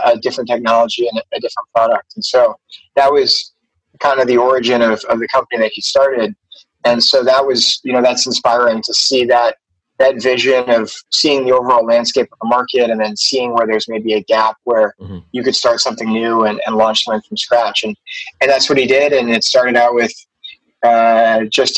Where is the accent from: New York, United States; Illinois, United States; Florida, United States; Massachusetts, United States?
Massachusetts, United States; Boston; moved away as an adult; also born or lived in Princeton, New Jersey; now in Philippines; I grew up in Boston. In the United States, and had a great childhood. I lived in one of the towns right outside of Boston